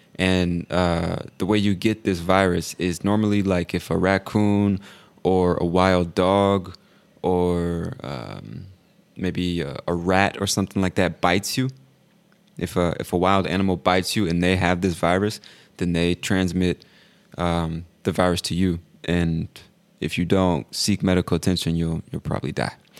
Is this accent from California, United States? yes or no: yes; California, United States; accent: West Coast; moved away; I'm from California, or that's where I spent most of my life, and I would say my accent is most like people from California.